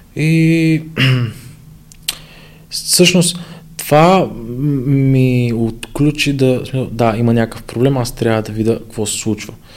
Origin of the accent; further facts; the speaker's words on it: Ivaylovgrad, Haskovo Province, Bulgaria; now in Sofia, Bulgaria; аз се върнах в Ивайлоград, понеже аз съм от Ивайлоград